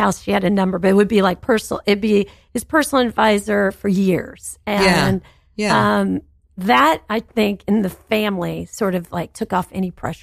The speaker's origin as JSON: {"language": "English", "region": "Tennessee", "country": "United States", "tie": "born or raised there", "said": "growing up in Tennessee"}